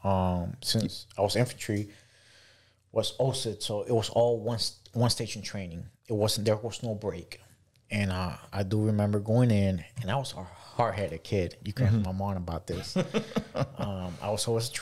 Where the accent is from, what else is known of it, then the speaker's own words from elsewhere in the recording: Miami, Florida, United States; moved away as an adult; also born or lived in Venezuela / Charlotte, North Carolina; born in Venezuela, came to the States back in 1999, and I grew up in Miami, but lived throughout Florida